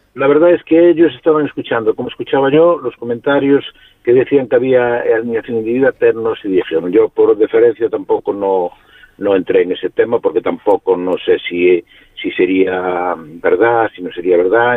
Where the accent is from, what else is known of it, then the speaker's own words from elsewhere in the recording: Vilagarcía de Arousa, Galicia, Spain; la comarca en un radio de 20 kilómetros somos ciento y pico, 200.000